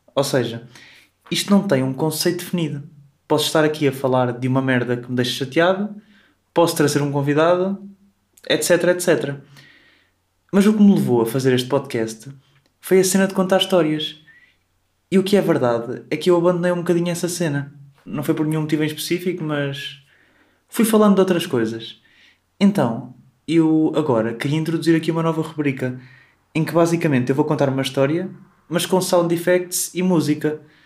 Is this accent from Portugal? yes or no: yes; Coimbra, Centro, Portugal; Eu sou aqui de Coimbra